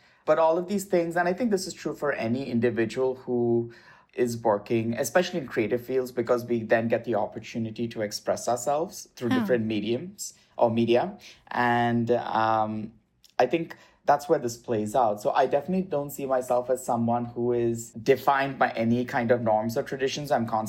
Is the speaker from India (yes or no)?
yes; India; And also my experiences, you know, growing up in India, I come from a mixed cultural faith family.